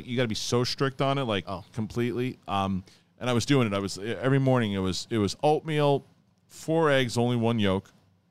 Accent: New York City, New York, United States; I grew up in Bayside.

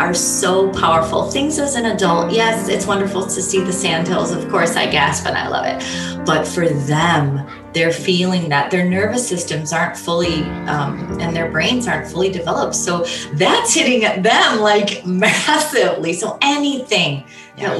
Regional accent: Northwest Indiana, United States; now in Michigan, United States; We grew up in Northwest Indiana where it's right by the steel mills

